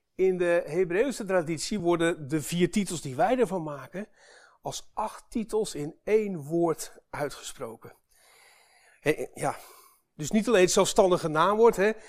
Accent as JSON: {"language": "Dutch", "country": "Netherlands", "said": "wij als Nederlanders"}